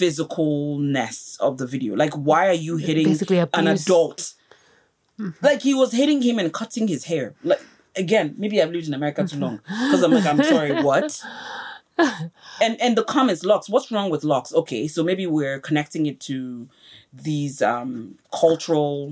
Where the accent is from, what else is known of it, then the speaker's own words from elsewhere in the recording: Nigeria; now in United States; I'm Nigerian. I'm married to a Sierra Leonean and I've lived in the US for 20 something years